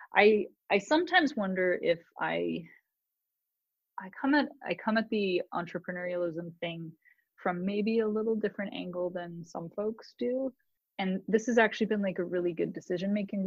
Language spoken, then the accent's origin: English; Canada; now in United States; as a Canadian